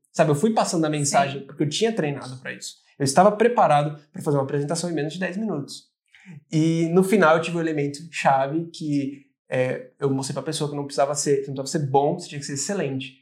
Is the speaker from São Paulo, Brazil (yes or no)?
yes; Rio Grande da Serra, São Paulo, Brazil; moved away as an adult; now in Ireland; Eu sou de Rio Grande da Serra, uma pequenina